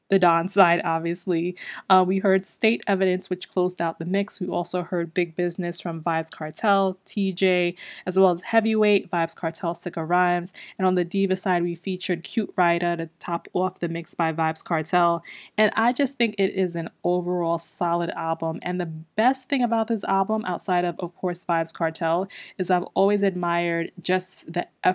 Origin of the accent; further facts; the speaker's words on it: Guyana; I am Guyanese